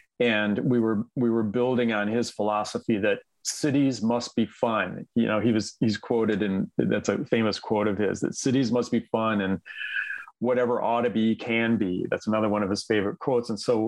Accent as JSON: {"language": "English", "town": "Flint", "region": "Michigan", "country": "United States", "tie": "born or raised there", "said": "I grew up in Flint, Michigan, very famous American city that has had a lot of challenges and struggles economically, et cetera, image wise, et cetera."}